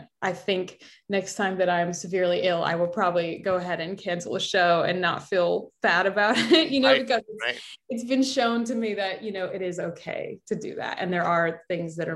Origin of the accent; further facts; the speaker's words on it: Chicago, Illinois, United States; also born or lived in Oak Park, Illinois; I grew up in Chicago, like in the city